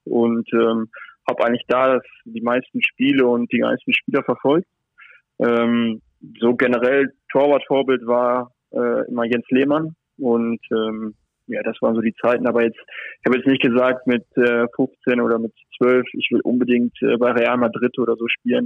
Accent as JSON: {"language": "German", "town": "Paderborn", "region": "North Rhine-Westphalia", "country": "Germany", "moved": "as an adult", "lives_now": "Monaco, Monaco", "said": "bei meiner Familie, bei meinen Freunden in Paderborn"}